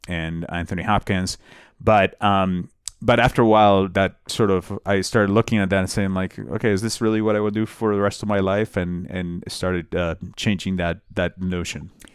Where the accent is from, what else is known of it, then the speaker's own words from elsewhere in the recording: Bogotá, Colombia; moved away; I'm from Bogota